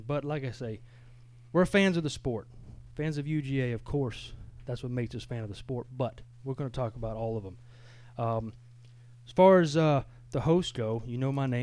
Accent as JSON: {"language": "English", "region": "Georgia", "country": "United States", "said": "I come from Long County High School"}